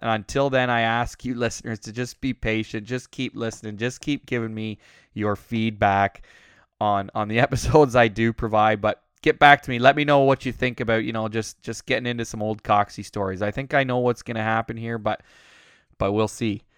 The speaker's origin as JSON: {"language": "English", "town": "Uxbridge", "region": "Ontario", "country": "Canada", "tie": "born or raised there", "also_born_or_lived": "Alberta", "moved": "yes", "said": "growing up in Uxbridge"}